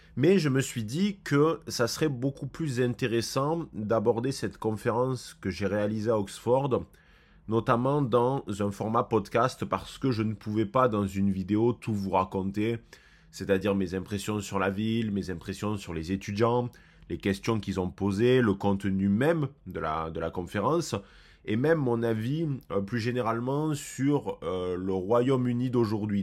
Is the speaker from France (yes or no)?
yes; France; nous en tant que Français